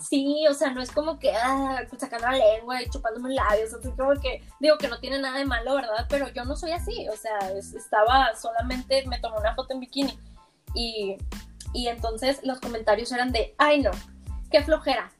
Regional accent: Monterrey, Nuevo León, Mexico; yo toda mi vida he vivido en Monterrey, soy de Monterrey

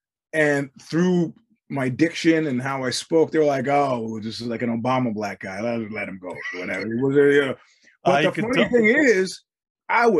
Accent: New York, United States; now in California, United States; where are you from? I said, New York

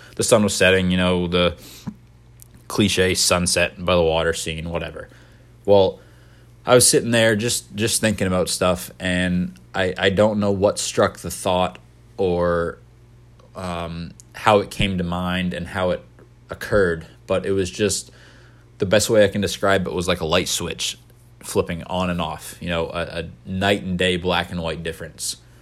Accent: Maine, United States; I was born and raised in Maine, but my parents weren't

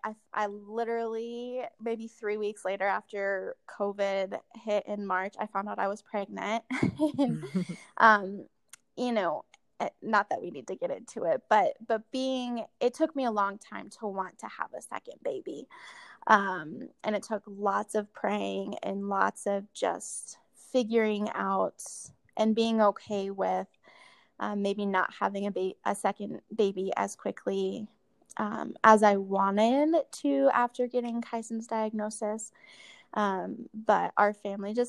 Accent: Colorado, United States; And I grew up in Colorado. My whole family is here.

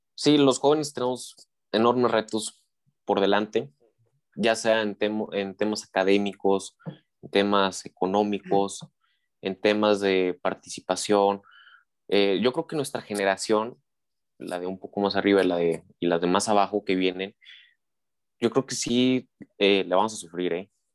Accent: Mexico; also born or lived in San Luis Potosí; tenemos como ciudadanos mexicanos

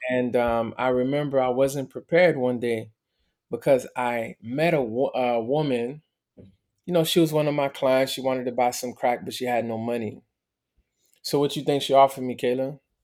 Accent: Miami, Florida, United States; also born or lived in Montreal, Canada; I was born in Montreal. My parents got divorced when I was a baby. My mother decided to move to Miami because she had more family.

